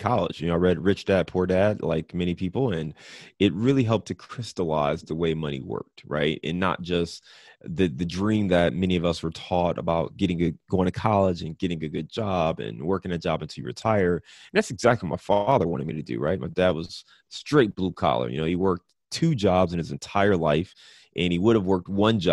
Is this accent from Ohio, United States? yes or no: yes; Cleveland, Ohio, United States; also born or lived in Detroit / Chicago / Dayton; now in Cincinnati, United States; I'm a Midwest kid, so born and raised in Cleveland, Ohio. I live in Cincinnati, Ohio now